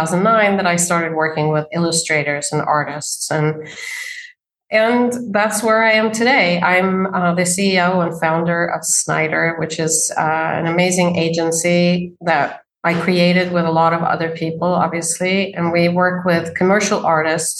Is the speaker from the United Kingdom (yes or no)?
no; Sweden; moved away as an adult; now in New York City, United States; I grew up in Sweden as a daughter of two very artistic people